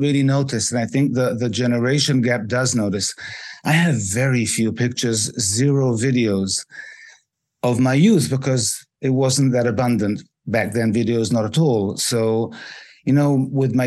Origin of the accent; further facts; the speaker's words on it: Israel; also born or lived in England; I was born in England, but I live in Israel. I've lived in Israel for most of my life